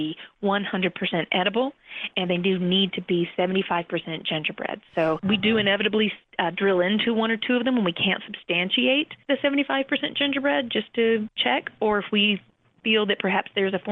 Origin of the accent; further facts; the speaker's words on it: Asheville, North Carolina, United States; moved away as an adult; also born or lived in New York City; Asheville is my hometown